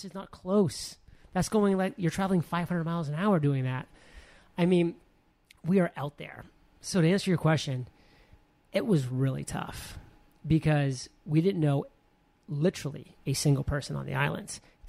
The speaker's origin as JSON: {"language": "English", "region": "Maine", "country": "United States", "also_born_or_lived": "San Diego, California", "moved": "yes", "lives_now": "Puerto Rico", "said": "Listen, I'm a boy from Maine."}